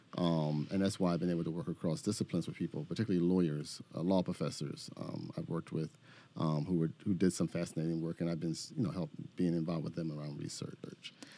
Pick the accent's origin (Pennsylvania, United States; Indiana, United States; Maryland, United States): Pennsylvania, United States; Philadelphia; moved away as an adult; also born or lived in Detroit / Chicago; I'm from Philadelphia